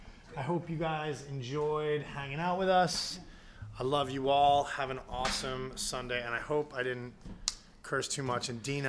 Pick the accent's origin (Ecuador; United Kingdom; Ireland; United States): United States; Point Pleasant, New Jersey; Grew up down in Point Pleasant. So, you know, a lot of my, like, the North Jersey, like, hair gel, like, you know, super bro shit, like, didn't, it got milded out by growing up at the beach